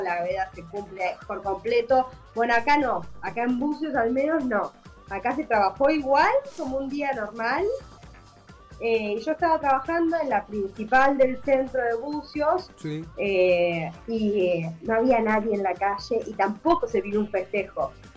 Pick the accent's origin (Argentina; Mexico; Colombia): Argentina; moved away as an adult; now in Búzios, Brazil; Como en Argentina yo, la verdad que clase media vivía, podía vivir, se podía vivir, o sea, yo vivo como si viviera en mi país